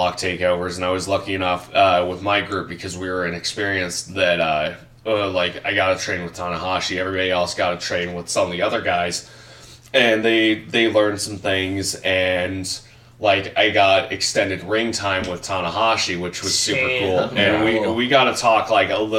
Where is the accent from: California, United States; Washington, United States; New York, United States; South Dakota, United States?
California, United States; Riverside; now in Idaho, United States; my hometown of Riverside, California